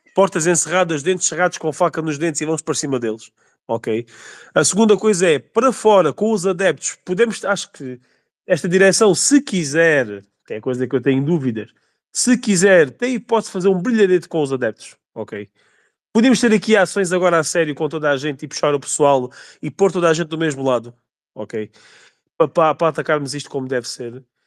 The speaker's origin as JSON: {"language": "Portuguese", "region": "Alentejo", "country": "Portugal", "said": "eu sou alentejano, também sou, sou da Reolos, que é aqui ao pé da Évora"}